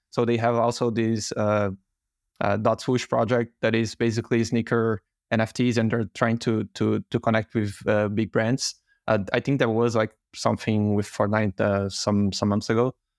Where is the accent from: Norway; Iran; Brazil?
Brazil; moved away; I'm originally from Brazil